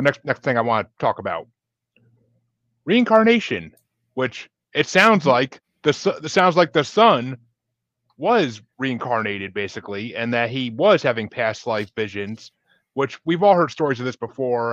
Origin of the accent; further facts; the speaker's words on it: Kingston, New York, United States; moved away as an adult; now in Massachusetts, United States; Kingston, New York originally. Lived there for okay. 25, 26 years.